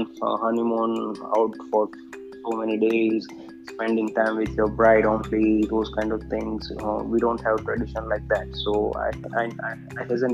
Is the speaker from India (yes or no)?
yes; India; as an Indian, I always say I'm a proud Indian